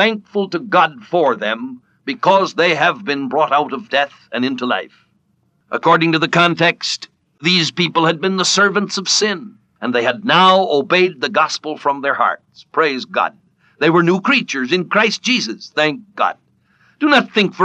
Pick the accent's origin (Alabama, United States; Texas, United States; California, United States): California, United States; When I was a small boy, I was brought up in California